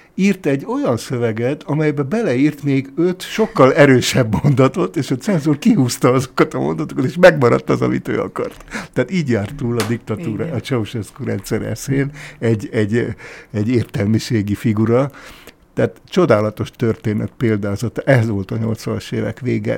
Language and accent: Hungarian; Kunsziget, Győr-Moson-Sopron, Hungary; also born or lived in Abda; egy Kunsziget nevű Győr melléki faluban töltöttem az általános iskolás koromat